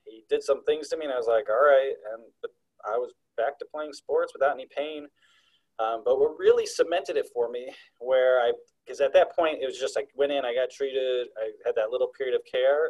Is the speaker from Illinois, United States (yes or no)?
yes; Chicago, Illinois, United States; moved away; I grew up in the Chicagoland area